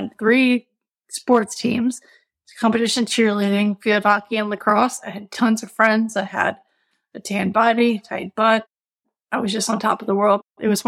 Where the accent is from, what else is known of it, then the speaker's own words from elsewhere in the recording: Richmond, Virginia, United States; Richmond, my hometown